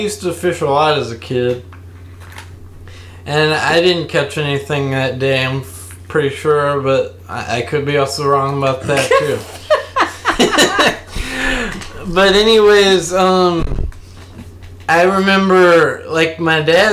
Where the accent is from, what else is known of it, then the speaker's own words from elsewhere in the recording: Louisiana, United States; I grew up here in Louisiana. And I've lived here most of my life.